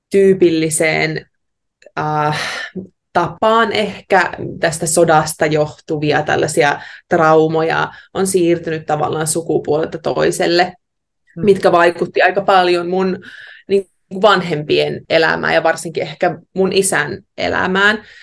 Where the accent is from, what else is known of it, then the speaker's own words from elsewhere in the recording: Heinävesi, North Karelia, Finland; now in Australia; oon kotoisin Heinävedeltä. Se on pieni kylän pahanen tuolla Savon sydämessä.